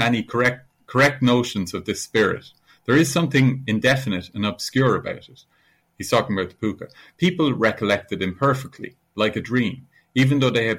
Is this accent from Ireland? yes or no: yes; Ireland; also born or lived in Italy; a school kid growing up in Ireland.